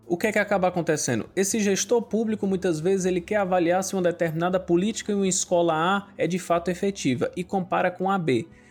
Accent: Acopiara, Ceará, Brazil; eu sou aqui de Acopiara, da região centro-sul do estado do Ceará

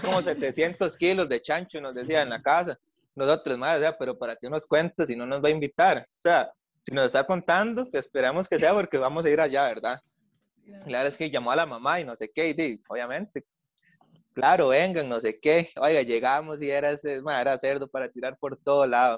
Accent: Costa Rica; moved away as an adult; como también es de Pérez

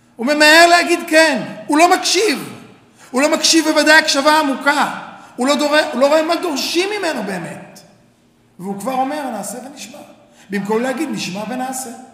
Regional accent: Tel Aviv, Tel Aviv District, Israel; אני בא מתל אביב

